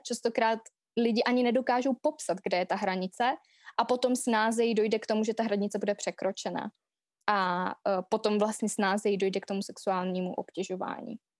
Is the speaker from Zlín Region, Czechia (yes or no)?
yes; Vsetín, Zlín Region, Czechia; also born or lived in London; já jsem ze Vsetína